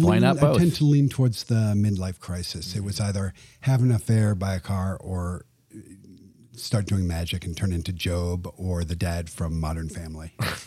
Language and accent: English; England, United Kingdom; I grew up in England, and for us, magic was Paul Daniels, who was a funny, older, bald guy who made corny jokes on TV.